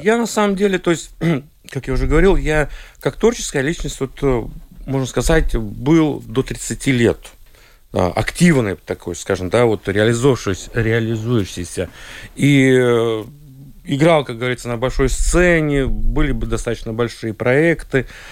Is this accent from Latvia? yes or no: yes; Liepāja, Latvia; also born or lived in Saint Petersburg, Russia; хоть я родился в Питере, но, но достаточно быстро, ну, два или три года мне было, мы переехали в Латвию